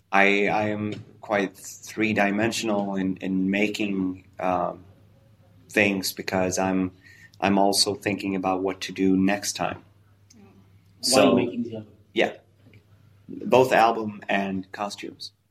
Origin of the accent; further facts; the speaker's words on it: Italy; also born or lived in Japan; I spent a few years in Japan making sushi, so I want to start a sushi restaurant. But I'm also I grew up in Italy, so I want to have this Italian restaurant.